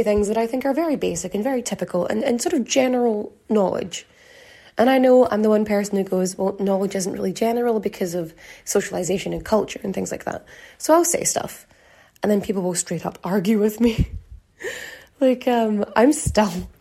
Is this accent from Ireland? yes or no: yes; Ireland; growing up in Ireland